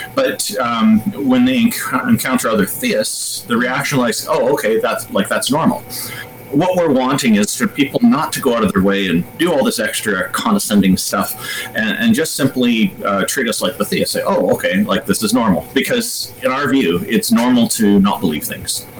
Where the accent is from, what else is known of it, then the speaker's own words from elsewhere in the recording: Canada; as a Canadian